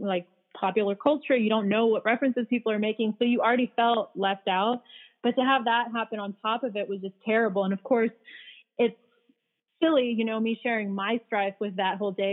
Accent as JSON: {"language": "English", "region": "California", "country": "United States", "tie": "born or raised there", "also_born_or_lived": "Bosnia / Philadelphia", "said": "I came here when I was 5, which is why I don't really have an accent, and I grew up in California"}